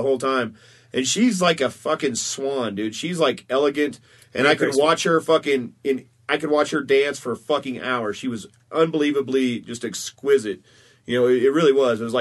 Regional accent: Oklahoma, United States; So I grew up in Oklahoma

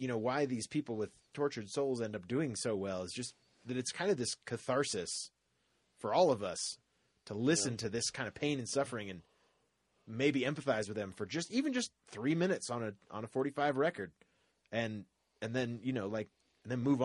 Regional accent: United States; we're American

